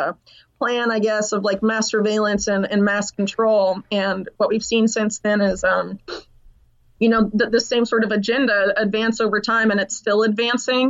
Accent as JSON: {"language": "English", "town": "Sarasota", "region": "Florida", "country": "United States", "tie": "born or raised there", "said": "I'm actually from the town where George Bush was when he heard about 9/11, Sarasota, Florida"}